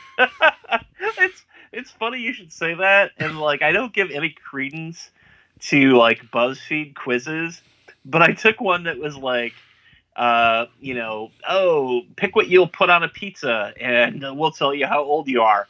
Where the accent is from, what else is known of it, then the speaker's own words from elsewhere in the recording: United States; I'm an American